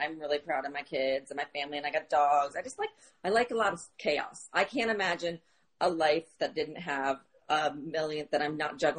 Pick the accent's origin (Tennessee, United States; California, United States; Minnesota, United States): Minnesota, United States; Minneapolis; That was like in Minneapolis, where I grew up in Minneapolis.